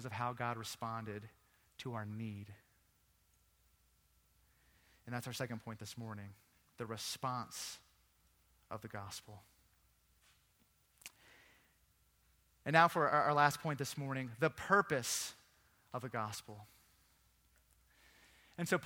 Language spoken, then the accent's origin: English; Virginia Beach, Virginia, United States; moved away; also born or lived in England; I grew up in Virginia Beach.